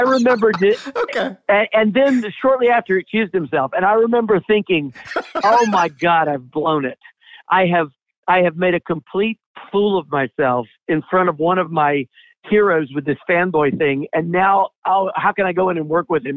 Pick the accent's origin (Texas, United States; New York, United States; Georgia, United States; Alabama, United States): Georgia, United States; Atlanta; I'm from Atlanta originally. Still live here